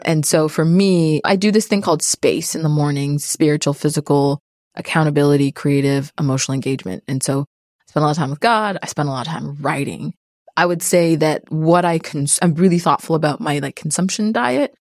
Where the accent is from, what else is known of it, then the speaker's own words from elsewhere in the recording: Canada; moved away; I'm also Canadian